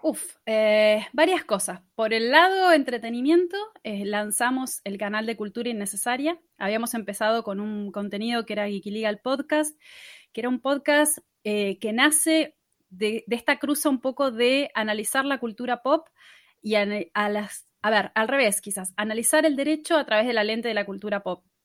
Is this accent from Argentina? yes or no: yes; Patagonia, Río Negro, Argentina; moved away as an adult; now in Buenos Aires, Argentina; yo soy de la Patagonia originariamente. Viví casi toda la vida en Río Negro y me mudé hace más o menos cinco años a Buenos Aires